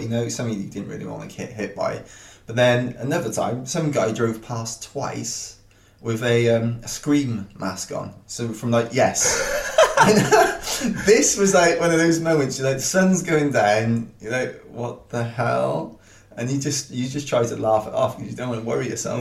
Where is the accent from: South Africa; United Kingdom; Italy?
United Kingdom; Wales; I'm a Welsh guy